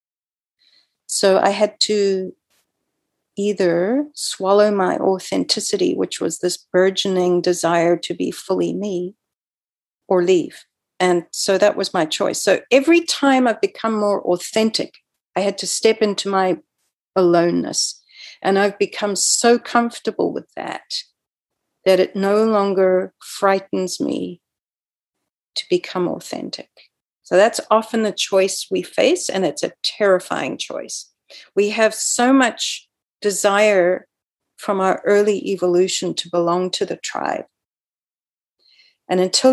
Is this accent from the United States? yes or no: no; South Africa; moved away as an adult; also born or lived in Canada; I grew up in South Africa and I was virulently anti-apartheid